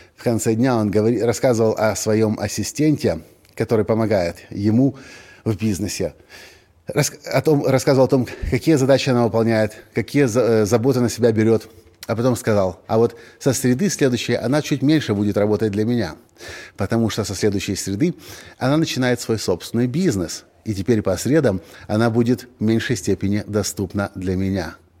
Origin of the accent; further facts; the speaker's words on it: Ukraine; мы из Украины